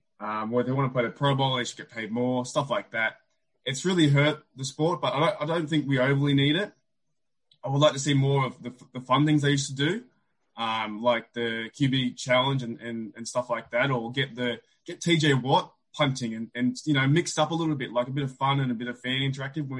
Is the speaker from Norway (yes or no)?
no; Australia; we are both from Australia